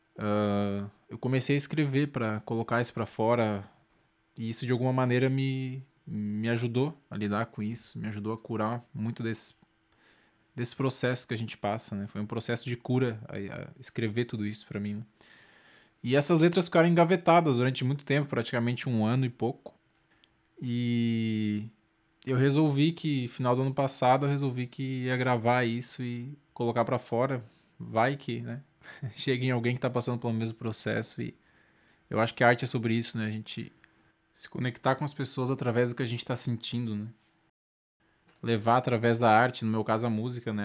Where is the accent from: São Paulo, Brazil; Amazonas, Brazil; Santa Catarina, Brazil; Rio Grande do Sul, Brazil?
Santa Catarina, Brazil; Lages; now in Florianópolis, Brazil; atualmente moro em Floripa, sou de Laje, Santa Catarina